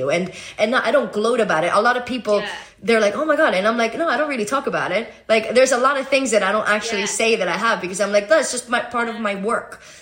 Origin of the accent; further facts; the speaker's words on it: Venezuela; I'm Venezuelan. I'm American.